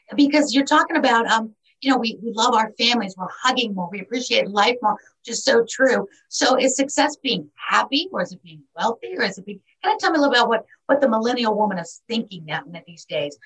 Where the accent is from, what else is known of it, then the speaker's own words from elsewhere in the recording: New York City, New York, United States; born and raised in New York City